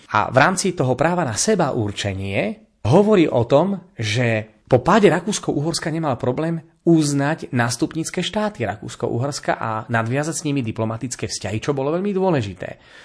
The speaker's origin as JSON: {"language": "Slovak", "country": "Slovakia", "said": "My sme sa Slováci"}